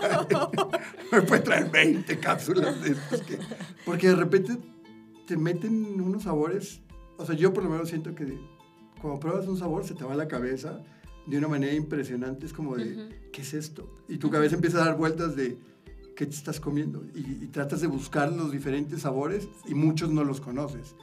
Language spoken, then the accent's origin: Spanish; Monterrey, Nuevo León, Mexico; moved away as an adult; also born or lived in Nuevo Laredo, Tamaulipas; now in Mexico City, Mexico; nazco ya y así a los quince días me voy a Monterrey